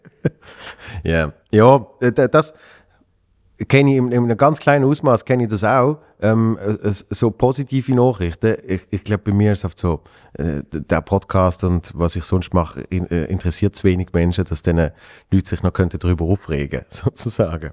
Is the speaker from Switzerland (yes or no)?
yes; Switzerland; bei uns in der Schweiz